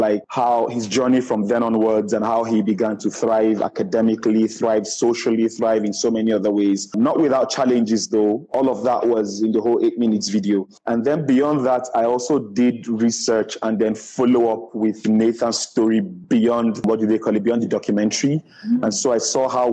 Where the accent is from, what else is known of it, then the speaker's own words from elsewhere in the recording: Nigeria; I'm a Nigerian